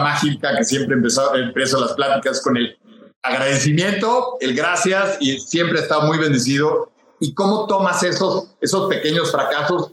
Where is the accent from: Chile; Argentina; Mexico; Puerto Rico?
Mexico; Monterrey, Nuevo León; also born or lived in Mexico City; Yo me hice, me creé, estudié en Monterrey.